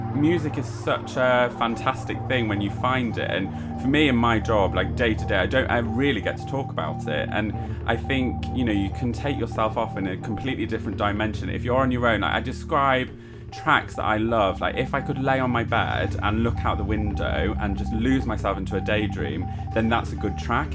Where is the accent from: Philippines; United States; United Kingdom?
United Kingdom; the north of England; now in London, United Kingdom; two northerners in London